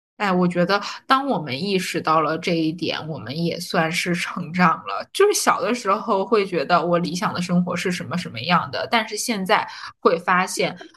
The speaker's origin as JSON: {"language": "Chinese", "town": "Harbin", "region": "Heilongjiang", "country": "China", "tie": "born or raised there", "moved": "yes", "lives_now": "Shanghai, China", "said": "我现在对于我家乡哈尔滨的念想就在于我的亲人还在哈尔滨"}